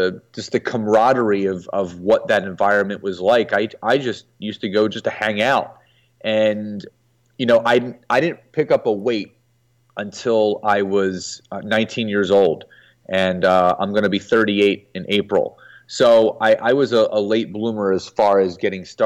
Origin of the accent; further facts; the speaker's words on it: Philadelphia, Pennsylvania, United States; I was born in Philadelphia, Pennsylvania.